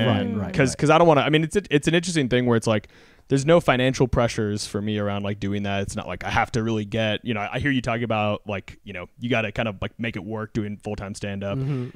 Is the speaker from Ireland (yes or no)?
no; Texas, United States; And like, I'm from Texas.